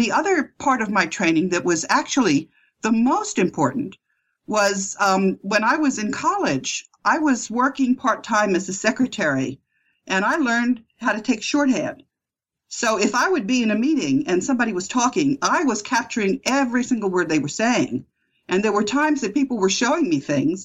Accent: United States; moved away as an adult; also born or lived in Amsterdam, Netherlands

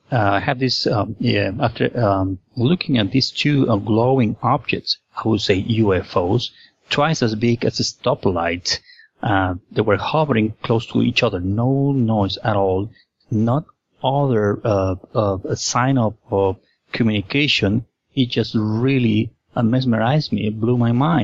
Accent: Lima, Peru; I was born and raised in Lima, Peru

